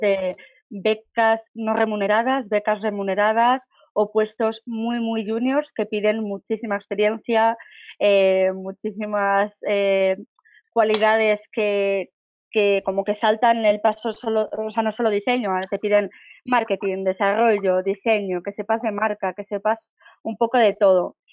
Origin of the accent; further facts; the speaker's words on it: Barcelona, Catalonia, Spain; moved away as an adult; now in Madrid, Spain; soy de Barcelona, llevo viviendo en Madrid seis años